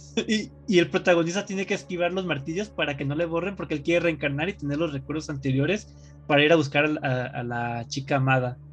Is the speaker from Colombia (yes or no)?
no; Mexico